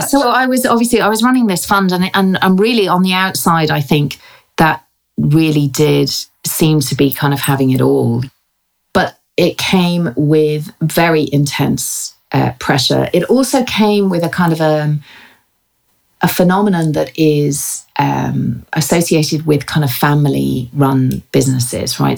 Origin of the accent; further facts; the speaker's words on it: Ireland; moved away as an adult; also born or lived in England; now in London, United Kingdom; I was born in England, educated, uh, and uh, in Ireland, and lived there until I was about twenty four.